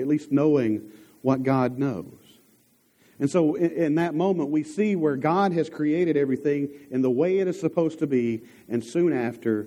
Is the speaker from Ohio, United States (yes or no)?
no; Dierks, Arkansas, United States; growing up in Derrick's